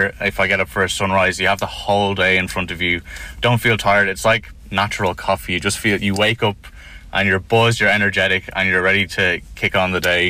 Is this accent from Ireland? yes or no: yes; Wexford, Leinster, Ireland; also born or lived in Dublin; So I moved down to Wexford when I was 8 from Dublin, and I lived 5 minutes from the beach.